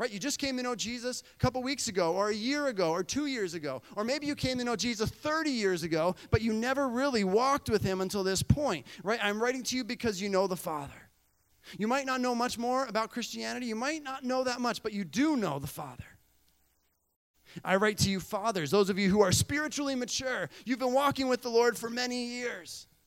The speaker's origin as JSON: {"language": "English", "country": "Bolivia", "tie": "born or raised there", "said": "You know, growing up in Bolivia, um, we would go away for about four years, right?"}